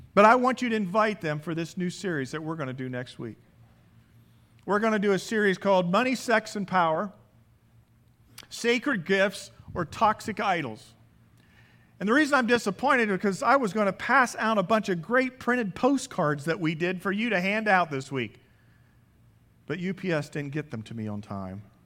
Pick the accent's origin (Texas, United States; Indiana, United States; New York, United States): Indiana, United States; around Indianapolis, United States; moved away as an adult; now in California, United States; Growing up in Indianap- in Indiana, around Indianapolis